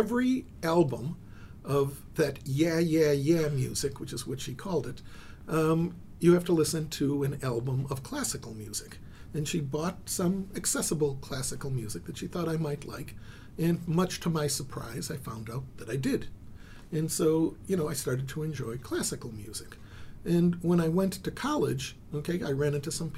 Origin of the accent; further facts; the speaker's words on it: Israel; I was born in Israel